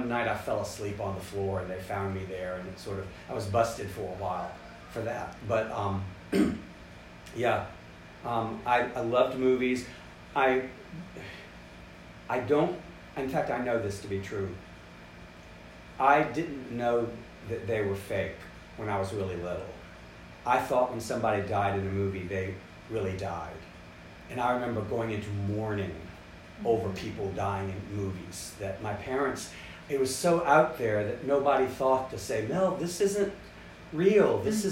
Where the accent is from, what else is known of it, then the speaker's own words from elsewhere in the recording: North Carolina, United States; moved away; also born or lived in Richmond, Virginia; I had been born in Richmond mm-hmm. and grown up in North Carolina